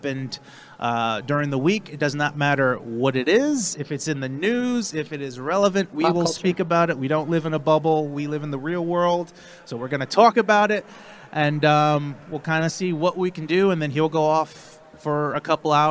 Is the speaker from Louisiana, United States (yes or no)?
no; New Jersey, United States; I'm from New Jersey